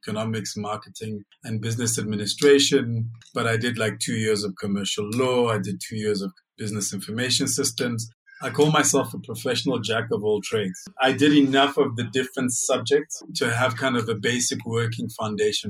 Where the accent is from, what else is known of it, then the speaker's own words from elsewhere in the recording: Lesotho; also born or lived in Germany / Uganda; Lesotho is where I grew up